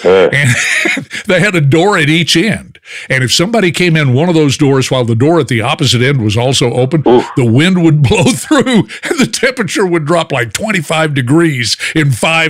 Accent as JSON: {"language": "English", "region": "Texas", "country": "United States", "said": "I'm just an old Texas boy"}